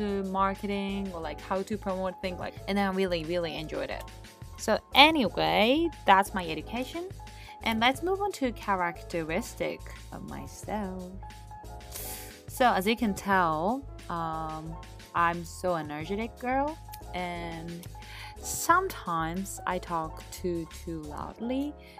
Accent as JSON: {"language": "English", "country": "Japan", "tie": "born or raised there", "second_language": "English", "said": "So basically, I was born and raised in Japan."}